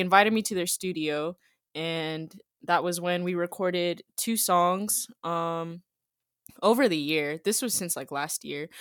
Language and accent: English; Jacksonville, Florida, United States; I'm from Jacksonville, Florida.